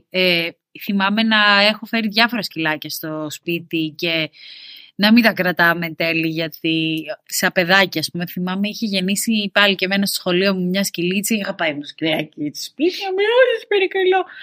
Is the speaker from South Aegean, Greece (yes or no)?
yes; Syros, South Aegean, Greece; moved away as an adult; now in Athens, Greece; όταν έφυγα από τη Σύρα ε, και ήρθα στην Αθήνα και έπιασα την πρώτη μου δουλειά, αποφάσισα ότι θέλω σκύλο.